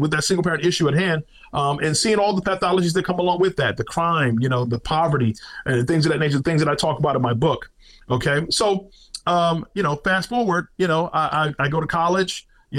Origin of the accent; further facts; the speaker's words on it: New York City, New York, United States; moved away; also born or lived in South Carolina; I am a kid from Brooklyn, New York City, grew up in the streets of New York City, up through the 80s.